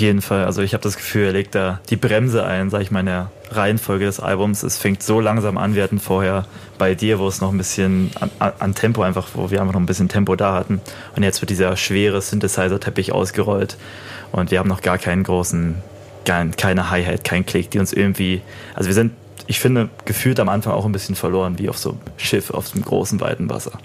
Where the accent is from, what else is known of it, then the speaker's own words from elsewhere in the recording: Cottbus, Brandenburg, Germany; Person of Color aus Cottbus stammt. Als ich gesagt habe, ich komme aus Cottbus